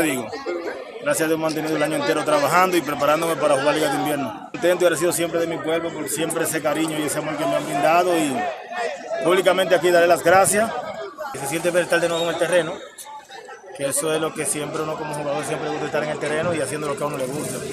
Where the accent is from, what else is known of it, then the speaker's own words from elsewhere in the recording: Dominican Republic; como dominicano, como jugador